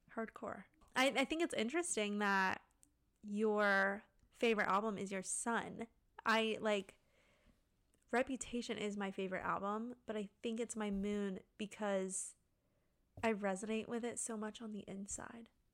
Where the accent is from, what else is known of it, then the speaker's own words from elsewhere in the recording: Pensacola, Florida, United States; moved away as an adult; now in Orlando, United States; I grew up in Pensacola with Cressy